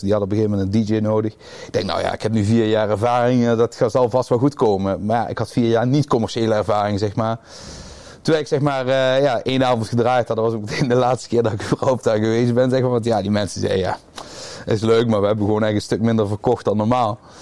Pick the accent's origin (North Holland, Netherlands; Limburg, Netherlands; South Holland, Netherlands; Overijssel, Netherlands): Limburg, Netherlands; Roermond; ik kom uit Roermond